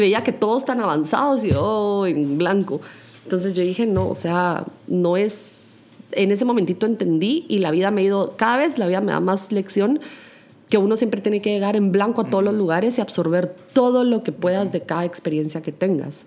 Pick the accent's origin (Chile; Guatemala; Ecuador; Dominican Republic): Guatemala; la gastronomía de mi país